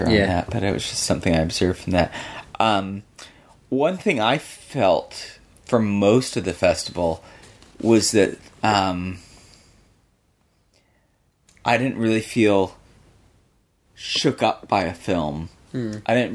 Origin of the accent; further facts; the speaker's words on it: Michigan, United States; I grew up in Michigan